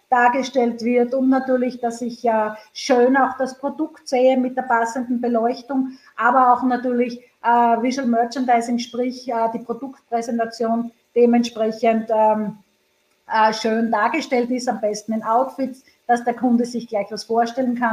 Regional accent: Graz, Styria, Austria; born there; now in Vienna, Austria; In meiner Geburtsstadt Graz gibt es äh, meinen geliebten Carsten und Öler.

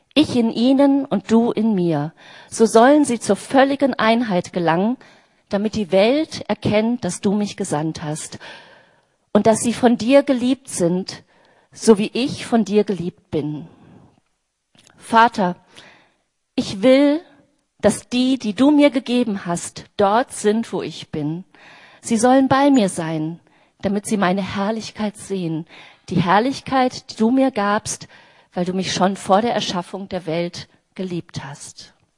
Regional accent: near Bielefeld, North Rhine-Westphalia, Germany; now in Berlin, Germany; Ich bin seit 1987 in Berlin. Ich komme aus der Nähe von Bielefeld.

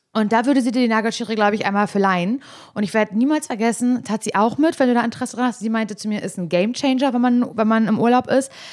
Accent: East Germany, Germany; ich komme aus Ostdeutschland

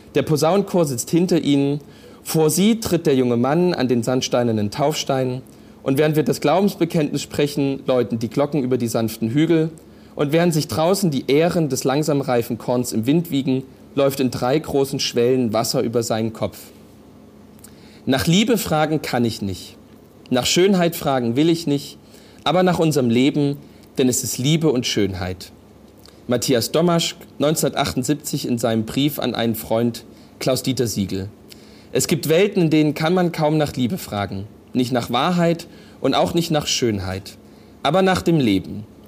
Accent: Saxony, Germany; bei uns in Sachsen

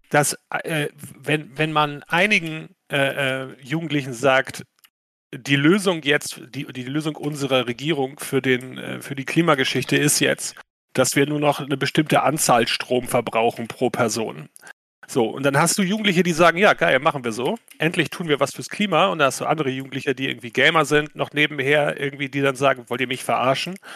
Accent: Schleswig-Holstein, Germany; Ich komme aus Schleswig-Holstein, da gibt es eh mehr Windräder als Menschen.

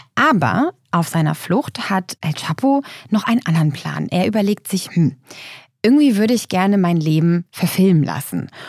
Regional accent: Lübeck, Schleswig-Holstein, Germany; in meiner Heimatstadt in Lübeck

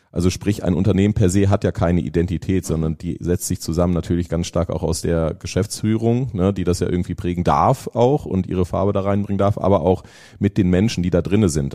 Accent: Lüneburg, Lower Saxony, Germany; moved away as an adult; now in Lake Constance, Germany; Aber ursprünglich komme ich aus Norddeutschland, Nähe Hamburg. Also ich bin Lüneburger, meine Frau Hamburgerin

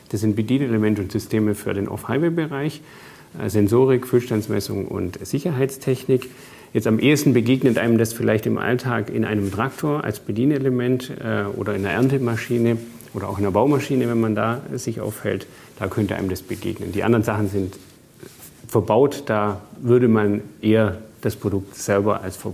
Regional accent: Bavaria, Germany; Ja, ich bin im Allgäu aufgewachsen.

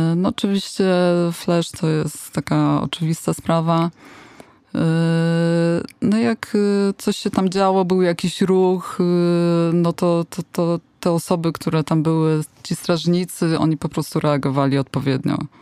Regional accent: Poland; skąd jesteśmy, my, że z Polski, czyli from Poland

